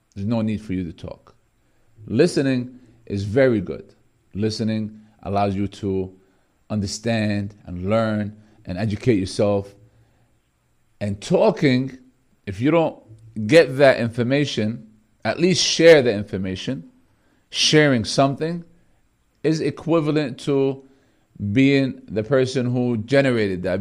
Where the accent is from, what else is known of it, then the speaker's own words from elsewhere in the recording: Bethlehem, Palestine; I'm from Beth Laham, the, the area where the Prophet Jesus, peace be upon him, um, was born in Jerusalem, Bethlehem. That's exactly where I'm from